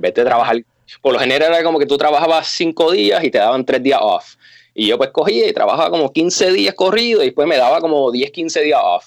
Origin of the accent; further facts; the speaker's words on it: Puerto Rico; moved away as an adult; also born or lived in Condado / Beijing, China; now in California, United States; Mi papá es chino y mi mamá es puertorriqueña y yo pues nací y criado en la isla